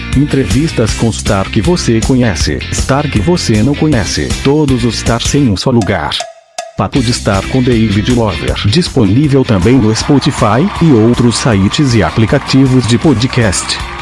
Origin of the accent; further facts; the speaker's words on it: Joinville, Santa Catarina, Brazil; Sou Joinvilense. Nasci aqui em Joinville mesmo